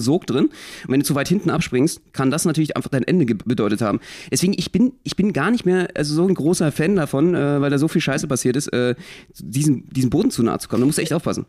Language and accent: German; Berlin, Germany; Ich als Berliner, als Ursprungsberliner